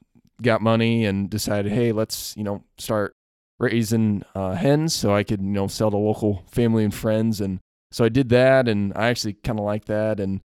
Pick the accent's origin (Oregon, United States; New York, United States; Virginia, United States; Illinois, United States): Illinois, United States; So I'm actually from Central Illinois, so I'm not from around here, actually. So I grew up on a small family farm, both grain and livestock. So I had corn, beans, like your simple Midwest farmer.